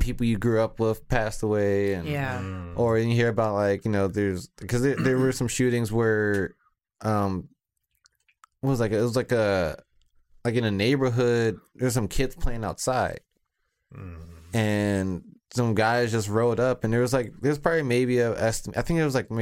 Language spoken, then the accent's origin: English; Washington, District of Columbia, United States; moved away as an adult; now in Mountain Home, United States; it's my hometown. It's where I grew up.